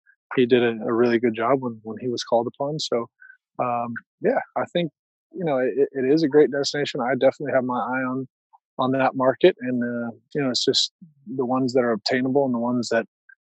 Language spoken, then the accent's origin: English; United States